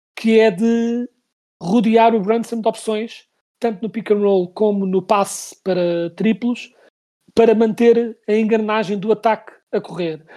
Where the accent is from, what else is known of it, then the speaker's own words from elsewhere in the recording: Portugal; nós como portugueses